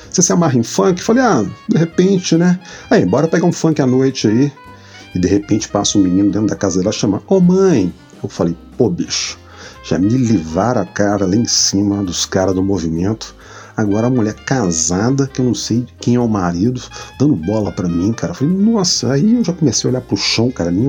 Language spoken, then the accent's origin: Portuguese; Minas Gerais, Brazil; Eu falei, não, cara, eu não sou do Rio. Eu adoro o Rio, vem sempre aqui e tal. Até gosto de falar que eu sou carioca, mas não sou. Eu sou mineiro, cara.